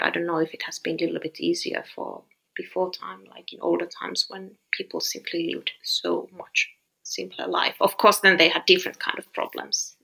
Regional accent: Finland; I'm from Finland

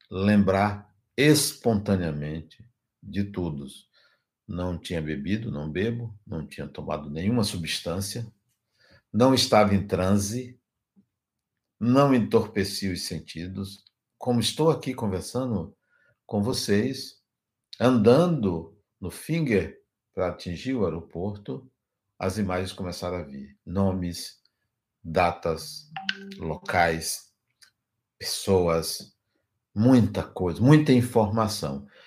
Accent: Ashfield, Massachusetts, United States; born there; also born or lived in Leipzig, Germany; Fui ao estado de Massachusetts, Massachusetts, fui à cidade onde nasci, Ashfield, fui à prefeitura, busquei registros, busquei informações

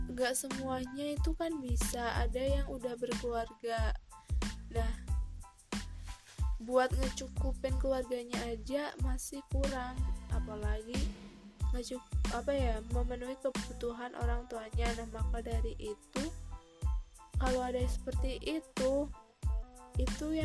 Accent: Central Java, Indonesia; bukan hal yang aneh sih di keluarga daerah aku atau kota aku Jawa Tengah atau mungkin di seluruh Indonesia

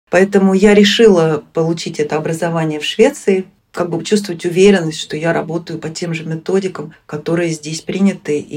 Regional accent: Moscow, Russia; moved away as an adult; now in Sweden; на родине, то есть в Москве, в Москве я из Москвы, я не живу уже с 94 -го года

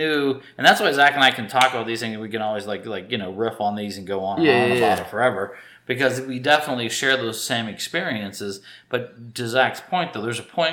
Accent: England, United Kingdom; moved away; I grew up in England

